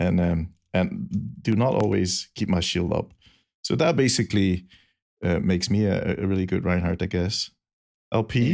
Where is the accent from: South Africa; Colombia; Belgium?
Belgium; English is a second language; I'm from Belgium. I have a good excuse for having a weird accent